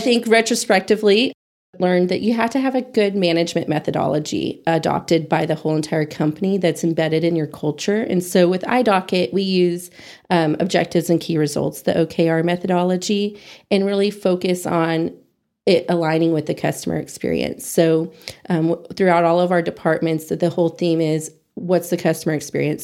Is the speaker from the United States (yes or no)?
yes; Amarillo, Texas, United States; now in Hereford, United States; I'm born and raised in Amarillo